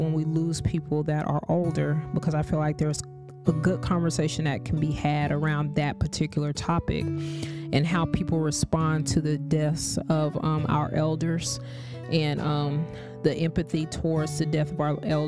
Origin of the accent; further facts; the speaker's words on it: Kansas, United States; now in Florida, United States; I grew up in Kansas, but I would spend my holidays and summers here in Florida